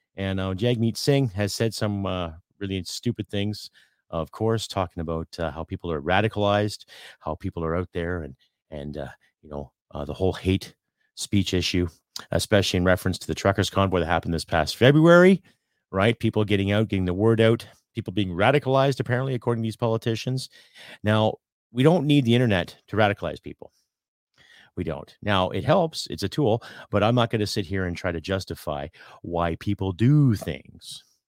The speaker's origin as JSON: {"language": "English", "country": "Canada", "said": "as a Canadian content creator"}